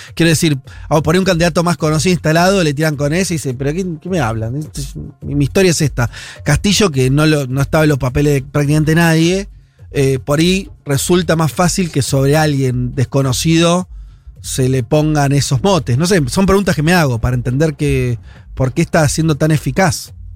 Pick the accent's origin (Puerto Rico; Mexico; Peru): Peru